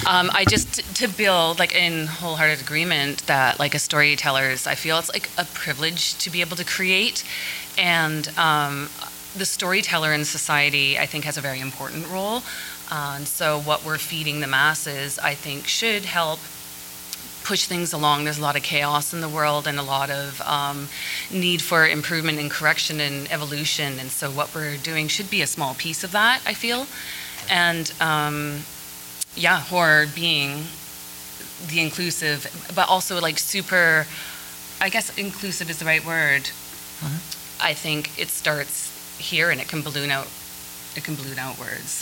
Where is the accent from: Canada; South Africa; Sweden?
Canada; Vancouver, British Columbia; I'm I think the only Canadian representing here. I'm from Vancouver